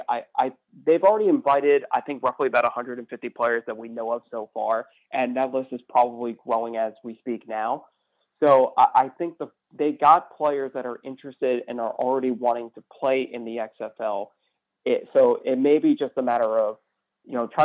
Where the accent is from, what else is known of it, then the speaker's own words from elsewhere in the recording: Pennsylvania, United States; I was growing up in Pennsylvania